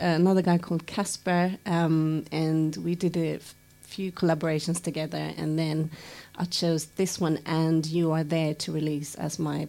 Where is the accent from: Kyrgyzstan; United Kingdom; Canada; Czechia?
United Kingdom; London; I'm a Londoner.